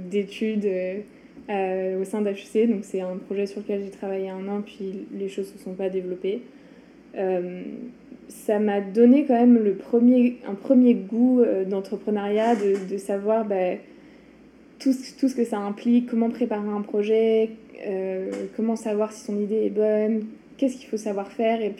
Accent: France; moved away as an adult; now in Montreal, Canada; je suis une Française à Montréal depuis 7 ans

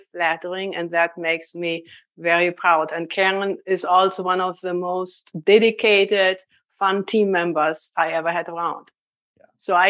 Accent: Boston, Massachusetts, United States; accent: Boston; I'm trying to tell people this is a Boston accent, but nobody believes me.

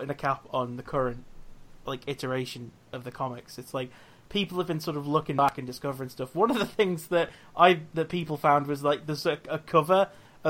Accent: United Kingdom; we're British

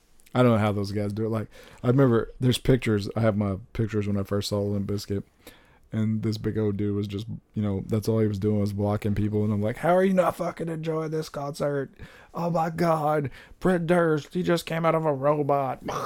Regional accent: Texas, United States; also born or lived in California; I was still living in California, and I was visiting my hometown in South Texas.

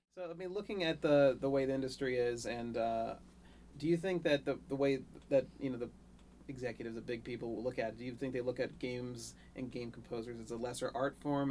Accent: Maryland, United States; now in Los Angeles, United States; I was born in Maryland

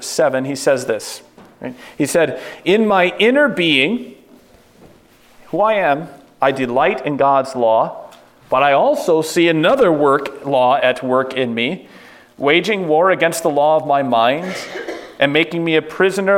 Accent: United States; As American

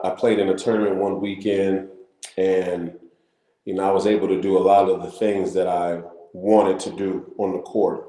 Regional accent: St. Paul, Minnesota, United States; I was born and raised in St. Paul

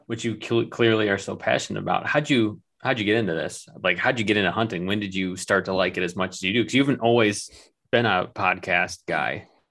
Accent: Michigan, United States; also born or lived in New York City; we're from Michigan, um, missing home.

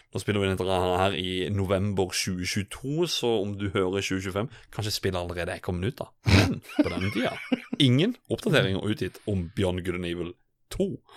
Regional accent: Sørlandet, Norway; jeg er jo en sørlending.

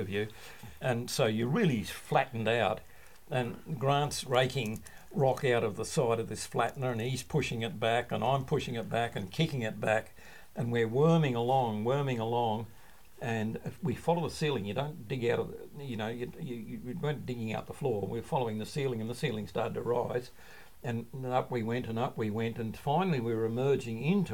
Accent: Leura, New South Wales, Australia; moved away as an adult; now in South Australia, Australia; I grew up in the Blue Mountains west of Sydney, and a beautiful place, a little town called Lura

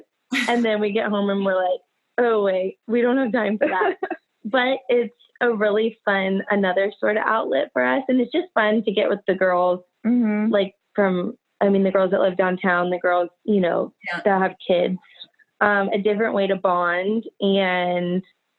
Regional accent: Houston, Texas, United States; also born or lived in Michigan / Canada; I'm from Houston, Texas.

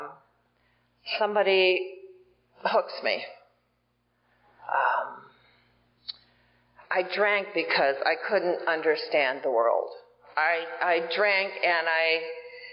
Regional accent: Iowa, United States; I grew up in Iowa

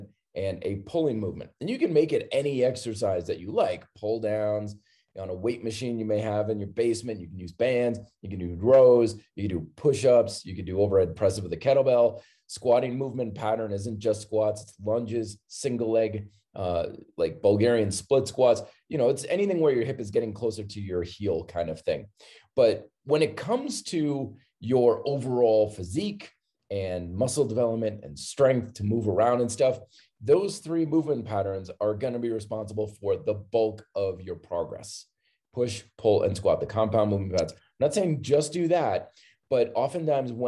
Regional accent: Vermont, United States; I grew up in Vermont

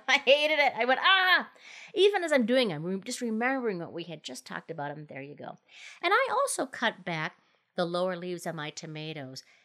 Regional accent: Minnesota, United States; now in Colorado, United States; my home state is Minnesota

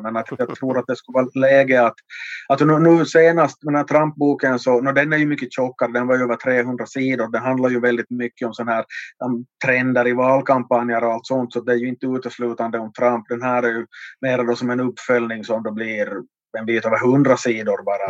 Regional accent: Vaasa, Ostrobothnia, Finland; min hemort här i Vasa

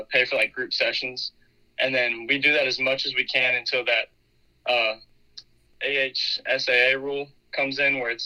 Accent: Dothan, Alabama, United States; Dothan, Alabama, my hometown

